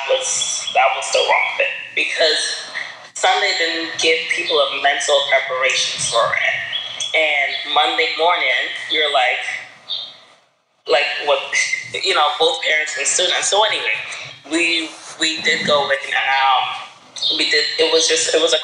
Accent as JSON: {"language": "English", "country": "Guyana", "also_born_or_lived": "Brooklyn, New York", "moved": "yes", "lives_now": "New York City, United States", "said": "we're from Guyana"}